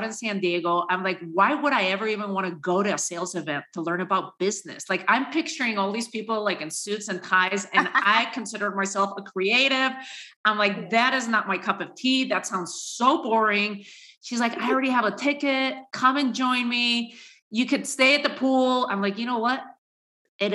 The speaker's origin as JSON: {"language": "English", "country": "Spain", "tie": "born or raised there", "also_born_or_lived": "New York City, United States", "moved": "as an adult", "lives_now": "United States", "said": "born and raised in Spain to a Spanish father, an American mother, and came to the U.S. my last couple years in college"}